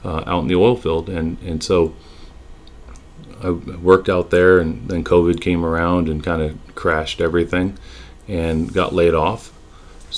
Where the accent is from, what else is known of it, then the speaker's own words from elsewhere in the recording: California, United States; moved away as an adult; now in Texas, United States; we were born and raised in California, and moving, you know, halfway across the country to a city we didn't know much about